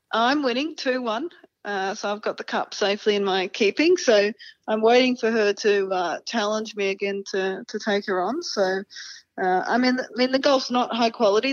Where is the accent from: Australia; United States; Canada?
Australia; we're Australian